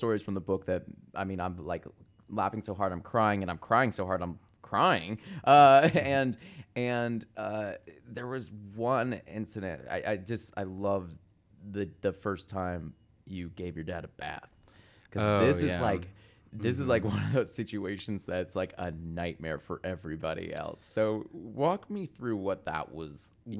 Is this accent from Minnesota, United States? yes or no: no; Michigan, United States; it means something in my world where I grew up in Michigan and people shit on me for being gay.